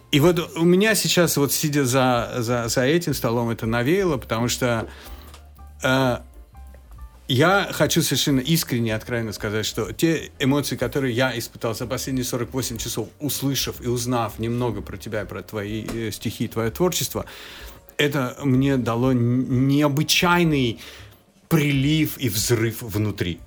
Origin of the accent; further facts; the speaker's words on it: Georgia; moved away; я как человек с Кавказа, особенно с Грузии